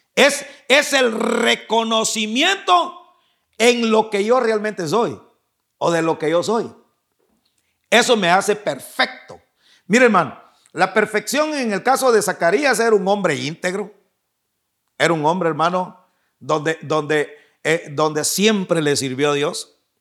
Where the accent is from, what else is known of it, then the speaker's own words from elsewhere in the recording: Guatemala; moved away; mi tierra, no sé si ahora ya cambiarían las cosas, pero en, Guatemala